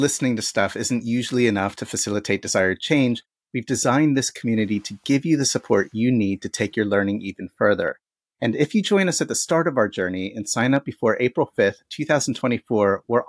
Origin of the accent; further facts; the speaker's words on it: Boulder, Colorado, United States; And I remember going on holiday back to my hometown in Boulder, right, which I mentioned in the interview, and had just this utter feeling of dread about coming back